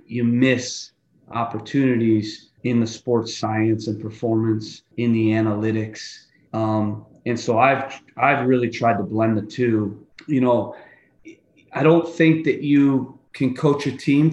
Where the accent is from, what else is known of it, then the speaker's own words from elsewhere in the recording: United States; we're American